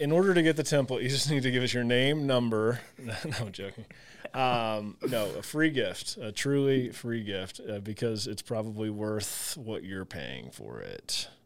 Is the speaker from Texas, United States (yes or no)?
no; Southern Illinois, United States; I grew up in the Midwest, Southern Illinois